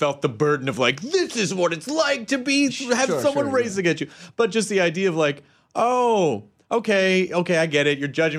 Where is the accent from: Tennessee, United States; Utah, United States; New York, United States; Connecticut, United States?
Tennessee, United States; Yes. Yeah, I know, but I'm from Tennessee and it's fun.